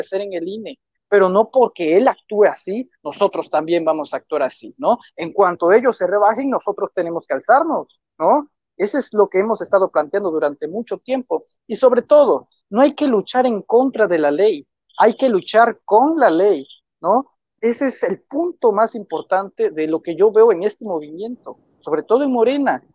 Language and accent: Spanish; Tabasco, Mexico; yo soy de Tabasco